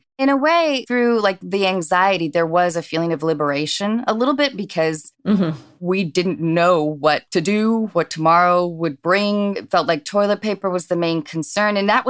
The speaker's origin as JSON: {"language": "English", "town": "Edmonds", "region": "Washington", "country": "United States", "tie": "born or raised there", "lives_now": "Los Angeles, United States", "said": "I grew up in Edmonds, Washington."}